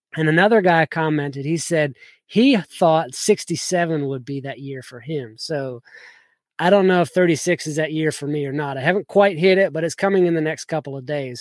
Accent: South Georgia, United States; also born or lived in Kentucky; I grew up in South Georgia

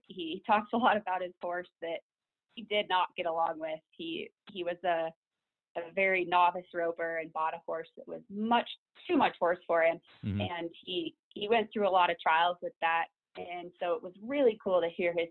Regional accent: Elizabeth, Colorado, United States; I grew up in Elizabeth. I've been here, lived in this town since I was about 8 years old

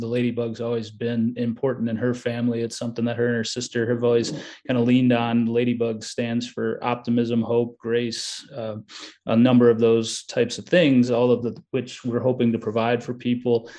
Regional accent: Minneapolis, Minnesota, United States; also born or lived in Chicago, Illinois / Iowa; now in Richmond, United States; I'm originally from Chicago, spent some time living in Iowa, and then grew up, you know, my formative years, high school and whatnot, in Minneapolis

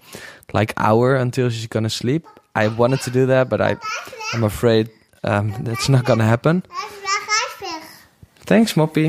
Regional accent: Netherlands; accent: Dutch; English is a second language; I'm a Dutchie, so you can hear that in my accent.

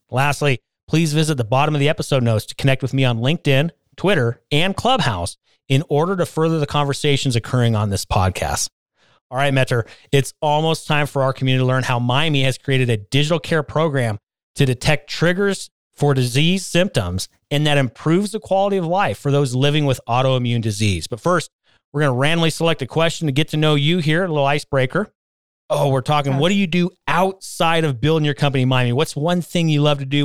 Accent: West Coast, United States; now in Colorado, United States; I grew up on the West Coast

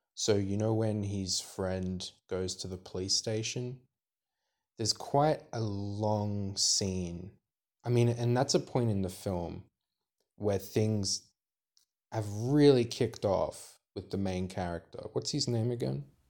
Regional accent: Australia; we're Australian

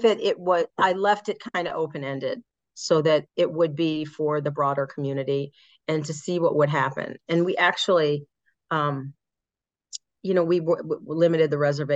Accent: Chicago, Illinois, United States; I'm from Chicago, but I'm on the northern side. I'm part of the suburbs.

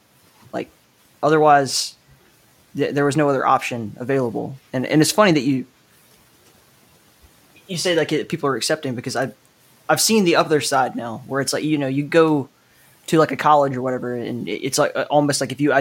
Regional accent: Southeast, United States; I mean, I grew up in the Southeast too

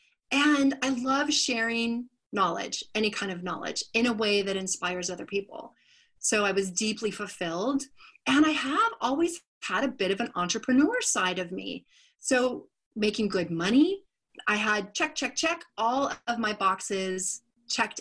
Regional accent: Sacramento, California, United States; did some TV commercials in my hometown of Sacramento

